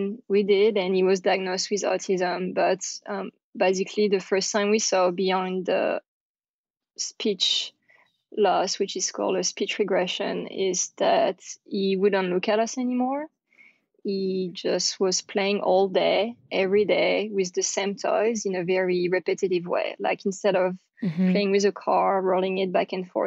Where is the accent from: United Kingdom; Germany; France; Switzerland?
France; accent: French; English is a second language; now in United States; I'm French, you can probably hear my accent